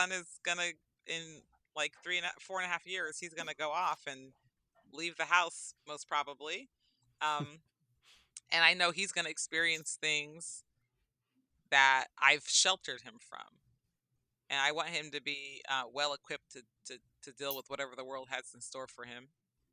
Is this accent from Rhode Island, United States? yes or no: no; Berkeley, California, United States; I grew up in Berkeley, California